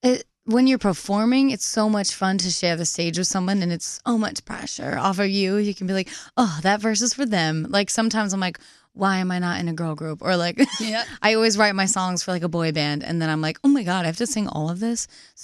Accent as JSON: {"language": "English", "town": "Nantucket", "region": "Massachusetts", "country": "United States", "said": "Nantucket Island."}